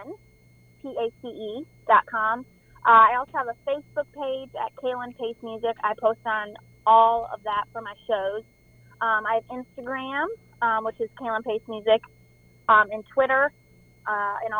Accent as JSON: {"language": "English", "region": "Michigan", "country": "United States", "tie": "born or raised there", "said": "my hometown and growing up there with the lakes, boats, and beers. And it's basically a lot about my hometown in Michigan."}